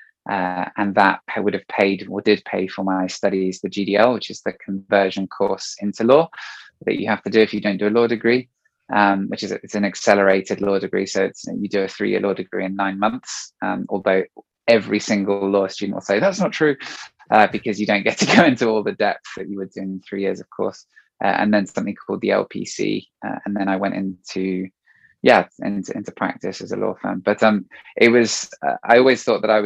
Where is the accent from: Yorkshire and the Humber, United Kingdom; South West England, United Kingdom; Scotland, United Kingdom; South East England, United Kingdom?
South East England, United Kingdom; Marlow; also born or lived in France; now in England; I grew up in Marlow